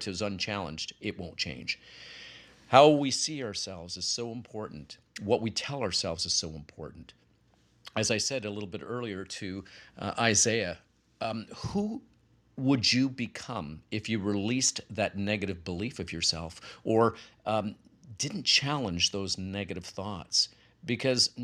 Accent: Canada; I'm Canadian as well.

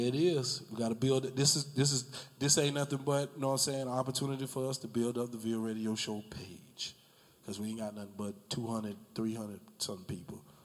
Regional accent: Jacksonville, Florida, United States; I grew up in the Brentwood area

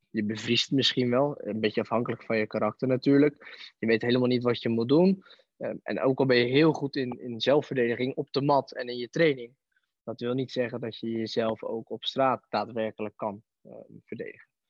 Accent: Barendrecht, South Holland, Netherlands; toen ben ik in het dorp beland ehm, waar ik vandaan kom, en bij Aikido

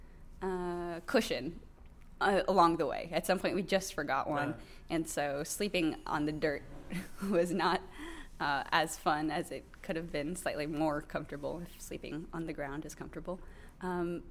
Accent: New York, United States; we're from New York

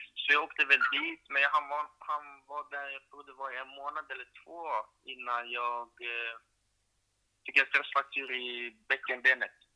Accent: Sundbyberg, Stockholm County, Sweden; det är liksom där jag är ifrån, på Rissne, ehm, i Stockholm, Sundbyberg

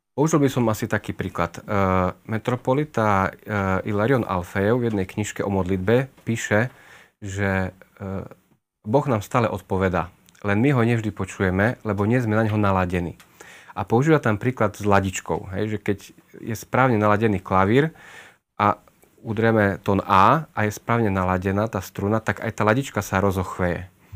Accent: Košice, Košice Region, Slovakia; som rodený Košičan, ako už odznelo. Tam som prežil celé detstvo, aj väčšinu mladosti.

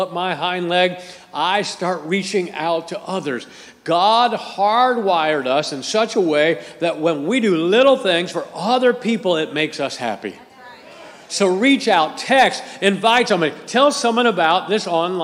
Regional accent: Akron, Ohio, United States; I grew up in Akron, Ohio, and we had a rival high school in Akron, Ohio

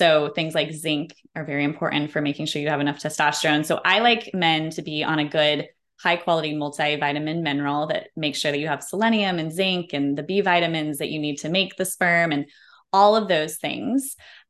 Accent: Colorado, United States; we call them goat heads growing up in Colorado

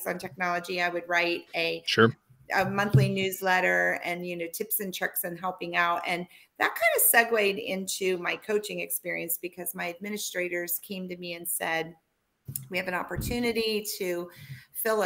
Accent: Pittsburgh, Pennsylvania, United States; I'm from the Pittsburgh area, and then we moved back to Pittsburgh

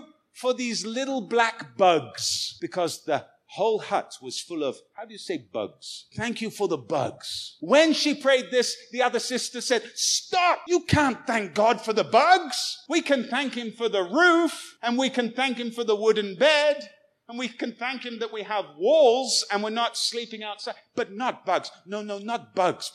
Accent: United Kingdom; now in Goiânia, Brazil; I'm a British guy. I'm living in Goiânia

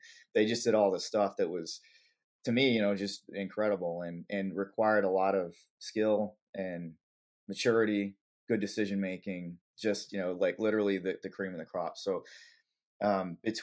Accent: Las Vegas, Nevada, United States; also born or lived in California; I was born in California, but we moved to Vegas when I was really young, basically like 4. And so I was basically considered born and raised in Vegas. So I grew up there

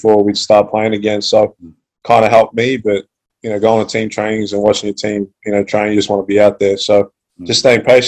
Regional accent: Australia; also born or lived in Calgary, Canada; Moved to Australia at the age of 6

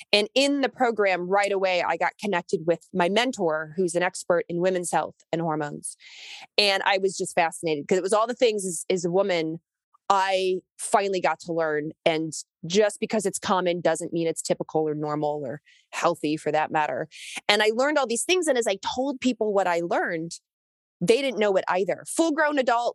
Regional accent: Kentucky, United States; moved away; I grew up in Kentucky. I wasn't born there, but I was raised there for a number of years.

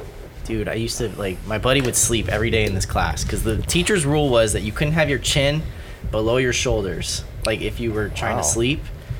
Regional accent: San Bernardino, California, United States; I grew up in San Bernardino.

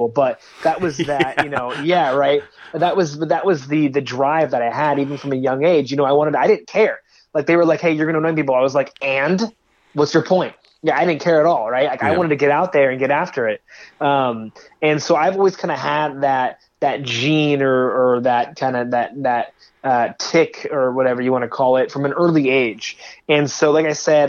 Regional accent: California, United States; I grew up out here in California

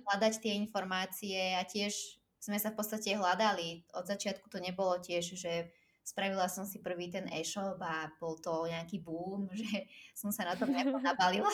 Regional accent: Slovakia; moved away as an adult; also born or lived in Cyprus; som odišla zo Slovenska, keď som mala, uh, myslím, že čerstvá 18 som bola vtedy

